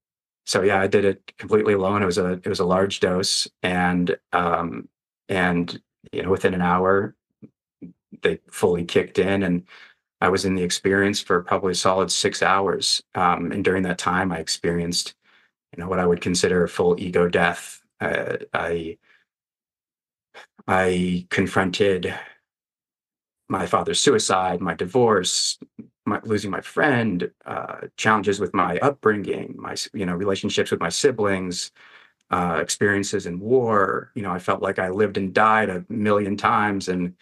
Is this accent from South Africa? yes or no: no; Western US, United States; I grew up in the Western US and wanted to kind of be back here.